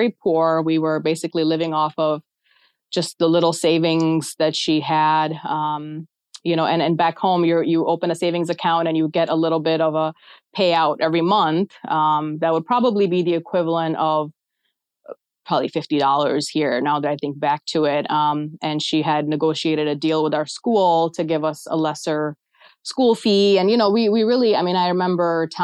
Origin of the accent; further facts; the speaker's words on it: Pakistan; now in United States; I was born in Pakistan